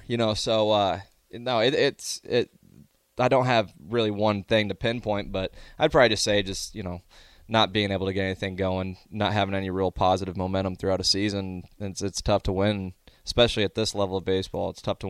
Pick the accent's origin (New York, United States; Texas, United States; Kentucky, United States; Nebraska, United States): Nebraska, United States; Omaha; I'm a kid. I'm from Omaha. I grew up watching it.